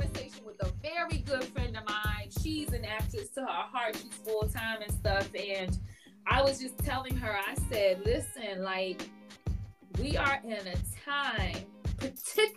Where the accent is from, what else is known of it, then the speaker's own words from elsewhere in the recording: Chicago, Illinois, United States; moved away; I'm from Chicago originally